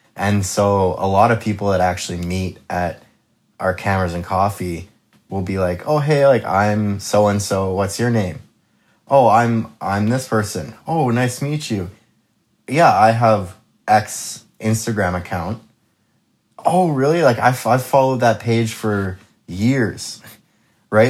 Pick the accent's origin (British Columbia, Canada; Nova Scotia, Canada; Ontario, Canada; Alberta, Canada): British Columbia, Canada; Kelowna; I am born and raised Kelowna